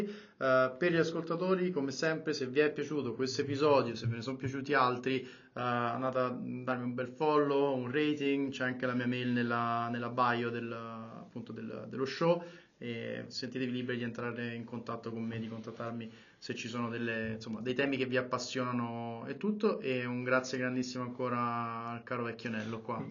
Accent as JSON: {"language": "Italian", "town": "Rome", "region": "Lazio", "country": "Italy", "said": "io sono di Roma, come si sente"}